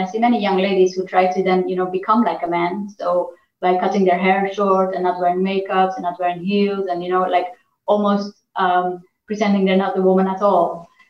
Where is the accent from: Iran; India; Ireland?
Iran; born there; Now, I was born in Iran. I speak a little bit of Farsi, but not that much. I'm not Iranian, but I'm Armenian.